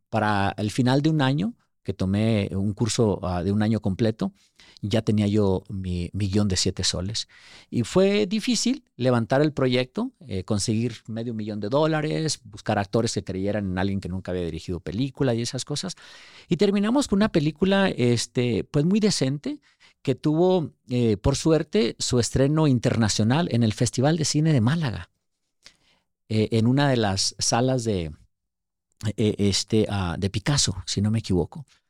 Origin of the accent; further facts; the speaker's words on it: Ciudad Juárez, Chihuahua, Mexico; moved away as an adult; also born or lived in Durango, Mexico; now in United States; nací en Durango y, este, viví gran parte de mi vida en Chihuahua, en Ciudad Juárez, la frontera con El Paso